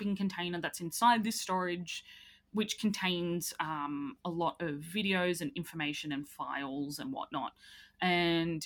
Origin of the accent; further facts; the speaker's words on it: Ireland; as an Irish person